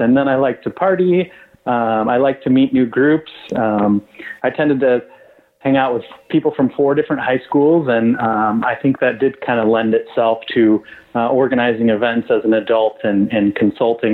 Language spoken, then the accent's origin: English; West Michigan, United States; I grew up in West Michigan, a very conservative town